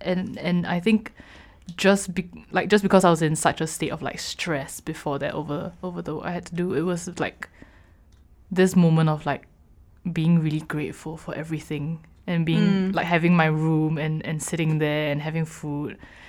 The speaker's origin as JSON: {"language": "English", "country": "Singapore", "tie": "born or raised there", "moved": "as an adult", "said": "I'm from Singapore. And I've lived in Singapore my whole life until I moved here for university."}